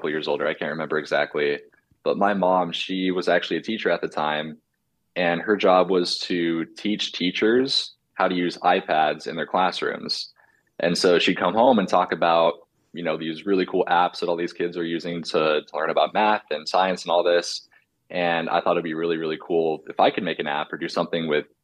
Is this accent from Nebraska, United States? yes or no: yes; Omaha, Nebraska, United States; also born or lived in Bellevue, Nebraska / Papillion, Nebraska; I was born and raised in Omaha